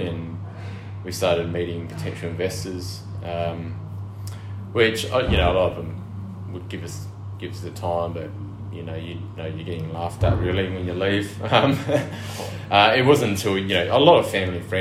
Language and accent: English; Narrogin, Western Australia, Australia; I grew up in West Australia. I grew up in the wheatbelt town of Narrogin.